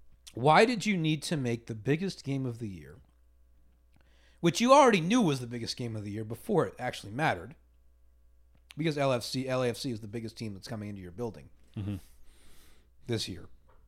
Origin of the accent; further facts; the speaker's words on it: Washington, District of Columbia, United States; moved away; I grew up in Washington